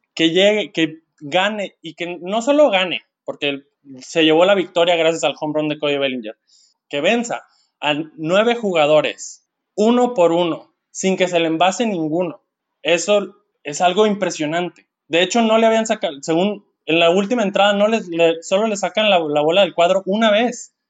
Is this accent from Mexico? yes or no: yes; Culiacán, Sinaloa, Mexico; soy de Culiacán